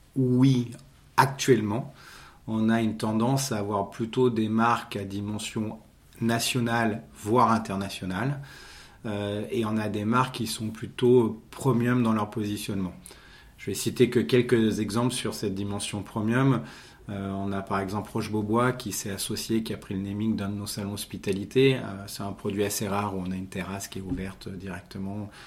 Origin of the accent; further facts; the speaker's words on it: Monaco; je suis né à Monaco, donc je ne suis pas monégas mais je suis à Monaco, donc j'ai fait effectivement mes études euh, sur Monaco